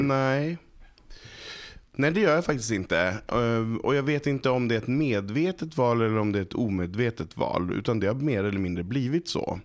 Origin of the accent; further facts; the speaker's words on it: Malå, Västerbotten County, Sweden; Jag kommer från ett litet samhälle som heter Malå som ligger i Västerbotten